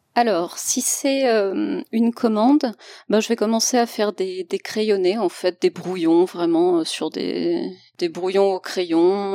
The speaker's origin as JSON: {"language": "French", "town": "Lyon", "region": "Auvergne-Rhône-Alpes", "country": "France", "tie": "born or raised there", "also_born_or_lived": "Strasbourg", "said": "une illustratrice euh, originaire de Lyon. Enfin, je suis basée à Lyon aussi, même si j'ai fait mes études à Strasbourg, mais je suis revenue à Lyon"}